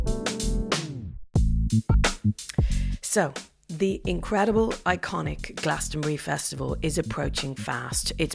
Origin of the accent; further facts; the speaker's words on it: Dublin, Leinster, Ireland; as a young girl growing up in Dublin